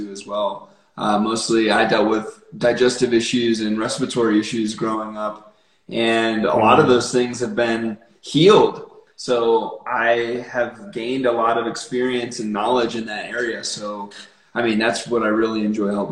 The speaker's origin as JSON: {"language": "English", "region": "northwestern Pennsylvania", "country": "United States", "tie": "born or raised there", "moved": "as an adult", "lives_now": "Colorado, United States", "said": "I grew up in northwestern Pennsylvania, on the New York border, so right in the Allegheny National Forest"}